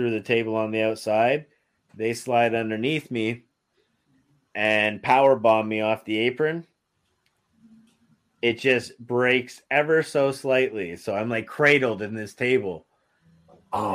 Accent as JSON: {"language": "English", "town": "Windsor", "region": "Ontario", "country": "Canada", "said": "I'm from Windsor, Ontario"}